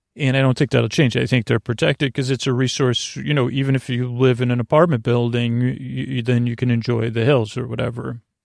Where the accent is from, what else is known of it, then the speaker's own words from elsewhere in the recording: Syracuse, New York, United States; someone from Syracuse